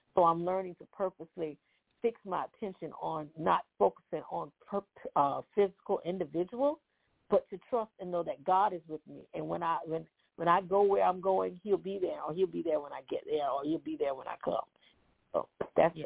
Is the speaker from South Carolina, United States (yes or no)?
yes; Santee, South Carolina, United States; now in Orangeburg, United States; I'm from Orangeburg, South Carolina, originally from Santee, South Carolina